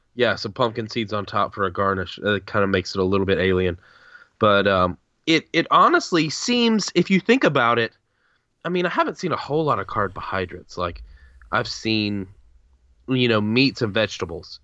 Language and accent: English; the South, United States; I'm, just as a Southerner